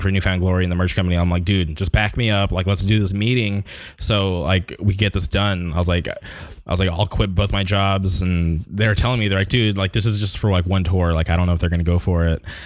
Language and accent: English; Palm Springs, California, United States; moved away as an adult; also born or lived in Orange County; when I grew up in Palm Springs